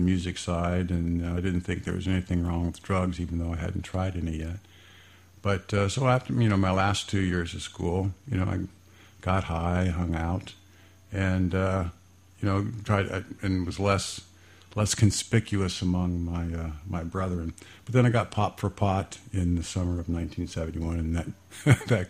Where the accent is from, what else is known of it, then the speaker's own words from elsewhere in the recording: Fairborn, Ohio, United States; I grew up in Fairborn, graduated from Fairborn High School, and liked that little small town